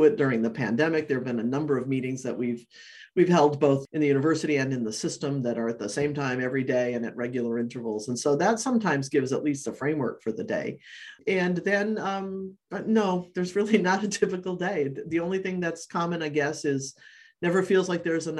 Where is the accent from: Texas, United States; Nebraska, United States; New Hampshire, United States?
New Hampshire, United States; now in Maine, United States; I grew up in New Hampshire